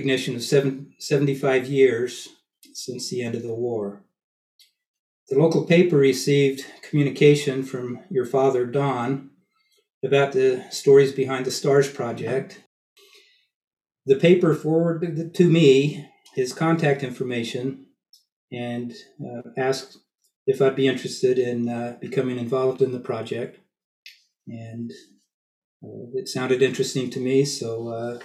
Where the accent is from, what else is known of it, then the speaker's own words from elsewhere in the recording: Cedar City, Utah, United States; moved away as an adult; also born or lived in Pocatello, Idaho / Springfield, Oregon / Grants Pass, Oregon; I was born and raised in Cedar City, Utah.